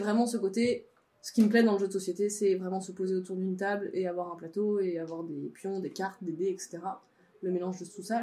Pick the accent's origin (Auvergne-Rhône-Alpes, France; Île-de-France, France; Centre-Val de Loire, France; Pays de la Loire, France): Auvergne-Rhône-Alpes, France; Savoie; moved away; de là où je viens, donc en Savoie de Savoie, dans ma famille